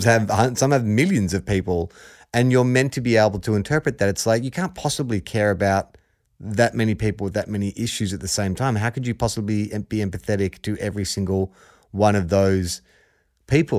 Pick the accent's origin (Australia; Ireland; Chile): Australia; We're not from Aussie, we are Aussie